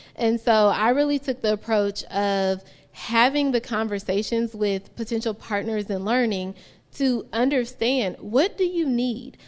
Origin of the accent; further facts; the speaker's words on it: Chicago, Illinois, United States; now in Utah, United States; I'm a curly-haired black woman from Chicago